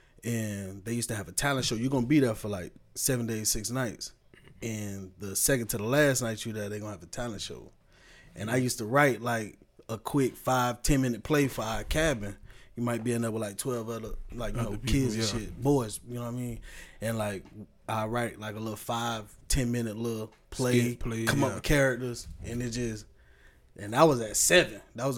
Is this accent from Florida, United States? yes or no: yes; Tampa, Florida, United States; also born or lived in Miami; I was born in Miami. I was raised in Tampa. We moved up here after Hurricane Andrew tore that shit up down there in the early 90s. So I always say, you know, I'm from Tampa. This is what I know.